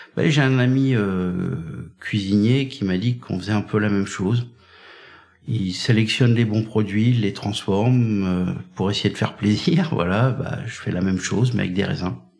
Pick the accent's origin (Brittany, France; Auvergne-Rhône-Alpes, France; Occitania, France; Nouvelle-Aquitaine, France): Brittany, France; moved away as an adult; also born or lived in Languedoc-Roussillon; Moi, je suis breton